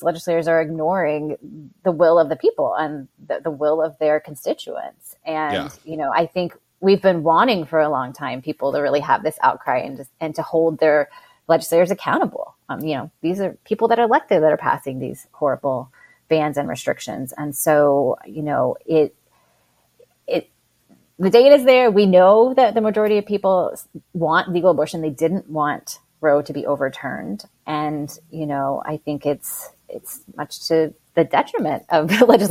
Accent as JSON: {"language": "English", "region": "Texas", "country": "United States", "tie": "born or raised there", "moved": "yes", "said": "I grew up in Texas"}